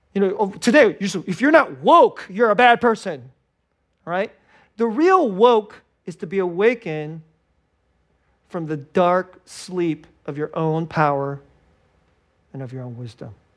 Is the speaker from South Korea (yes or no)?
no; Silicon Valley, California, United States; moved away as an adult; I'm from Silicon Valley